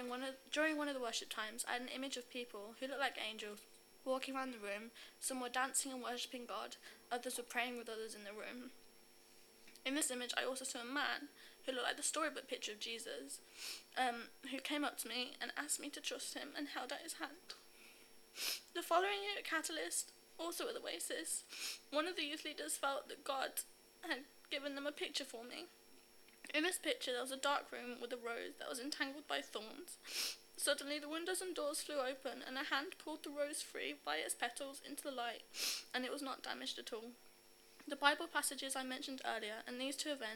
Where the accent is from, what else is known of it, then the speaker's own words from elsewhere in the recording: Birmingham, West Midlands, United Kingdom; I'm 15 from Birmingham